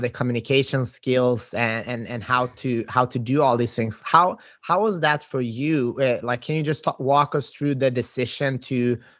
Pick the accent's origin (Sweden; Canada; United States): Sweden; moved away; And I think I'm from Sweden and a lot of people after high school, I like that. I'm originally an immigrant here and my parents immigrated to Sweden.